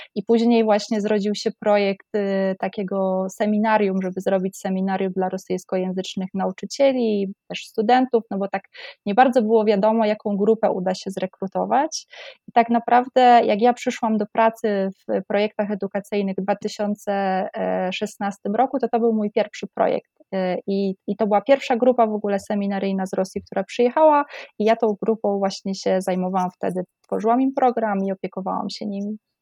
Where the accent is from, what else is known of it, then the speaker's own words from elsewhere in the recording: Oświęcim, Lesser Poland, Poland; moved away as an adult; Ja jestem ze Święcimia